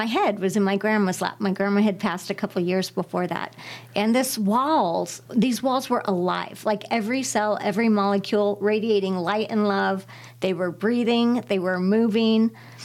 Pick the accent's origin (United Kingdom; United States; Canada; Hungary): United States; Tucson, Arizona; I was born in Tucson, Arizona